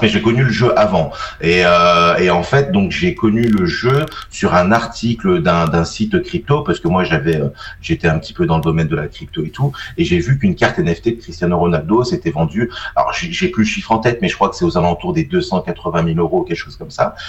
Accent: Isère, Auvergne-Rhône-Alpes, France; je suis originaire donc de l'Isère, donc en gros j'habite entre Grenoble et Valence

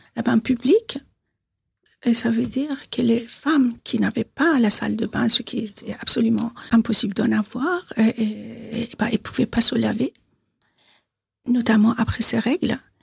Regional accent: Tehran, Tehran Province, Iran; French is a second language; moved away as an adult; now in Bois-d'Arcy, France; je suis née à Téhéran, en Iran. Je suis franco-iranienne, j'habite à Bois d'Arcy, dans les Yvelines. Je suis en France depuis 44 ans

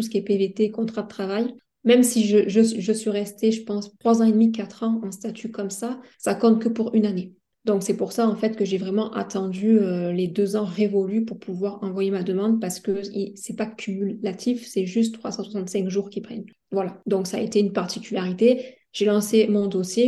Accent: France; moved away as an adult; now in Montreal, Canada; chez moi en France

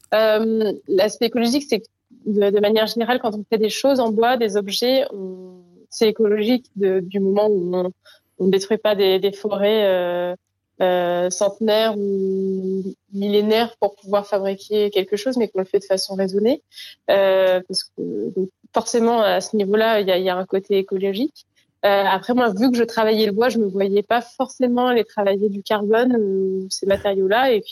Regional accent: Guadeloupe, France; born there; Je suis née en Guadeloupe sur un bateau

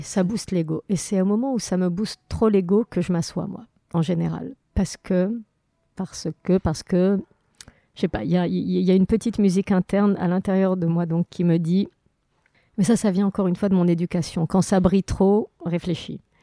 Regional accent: Morocco; now in France; enfance, moi, avec que des bons souvenirs euh, du Maroc

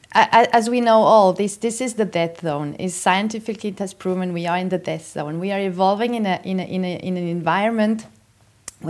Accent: Bernese Oberland, Switzerland; I'm from Switzerland, and so in the Bernese Upland first, and then now we moved to the valley

